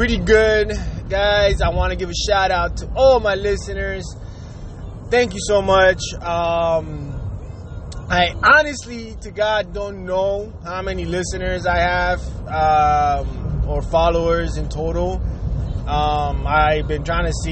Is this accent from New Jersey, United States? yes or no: yes; Jersey City, New Jersey, United States; moved away as an adult; also born or lived in Puerto Rico; now in Miami, United States; my teenage life was being raised in Jersey City, New Jersey